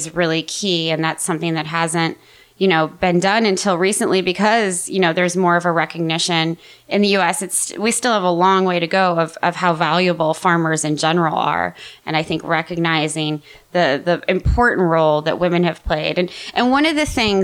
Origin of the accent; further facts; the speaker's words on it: Missouri, United States; where I grew up in Missouri